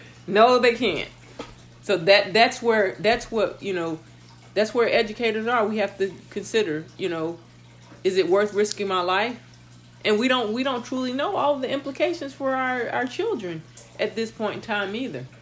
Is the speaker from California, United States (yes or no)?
no; Mississippi area, United States; moved away; I grew up in the Mississippi area, like high school, that is